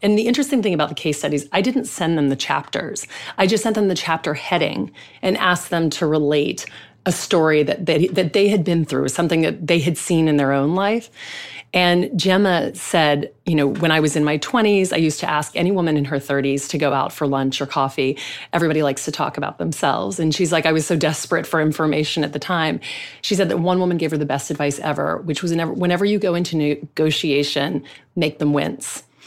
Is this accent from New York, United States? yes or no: no; Louisiana, United States; I grew up in the South. I grew up in Louisiana